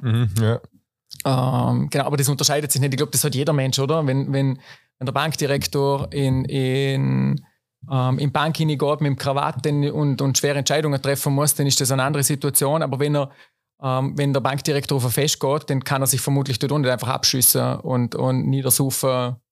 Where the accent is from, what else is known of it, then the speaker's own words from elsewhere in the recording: Schruns, Vorarlberg, Austria; ich bin selber noch in Schruns geboren.